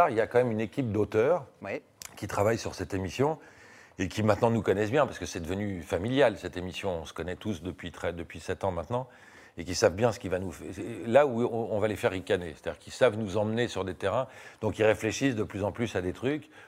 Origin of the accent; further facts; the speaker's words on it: France; Sauf qu'on est français, ils sont anglais, qu'on a une culture différente, un humour différent, etc.